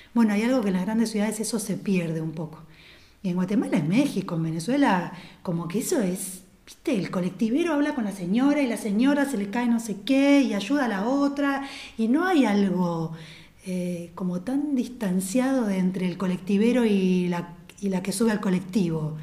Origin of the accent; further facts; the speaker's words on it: Argentina; nosotros como cultura argentina somos un híbrido